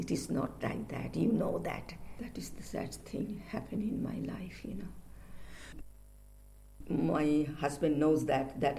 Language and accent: English; Kolkata, West Bengal, India; moved away as an adult; now in London, United Kingdom; I came here 1968, a long time, more than 40 years. I came from India, Calcutta